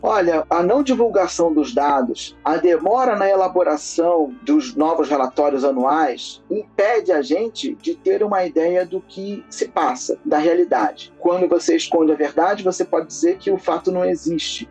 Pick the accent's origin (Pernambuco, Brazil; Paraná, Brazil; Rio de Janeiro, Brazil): Rio de Janeiro, Brazil; moved away as an adult; now in São Paulo, Brazil; Vindo aqui para São Paulo, porque eu sou natural do Rio de Janeiro